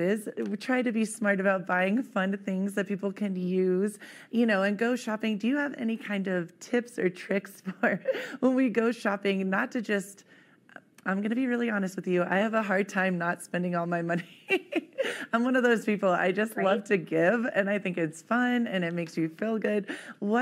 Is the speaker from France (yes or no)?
no; Ohio, United States; moved away; I was just recently back home in my hometown in Ohio